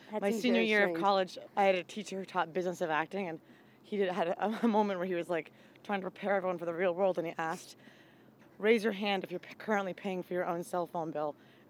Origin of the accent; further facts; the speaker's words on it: Fairfield, Maine, United States; Yeah, so I'm from Maine, a very rural town.